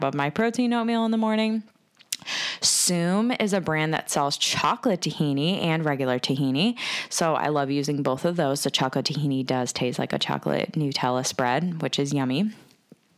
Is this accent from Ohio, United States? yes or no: yes; Cleveland, Ohio, United States; I am from Cleveland, Ohio, and I am a woman entrepreneur